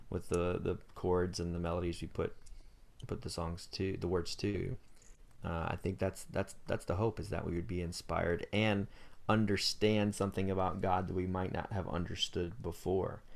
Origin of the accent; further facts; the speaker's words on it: Greenville, North Carolina, United States; I grew up in Greenville, North Carolina.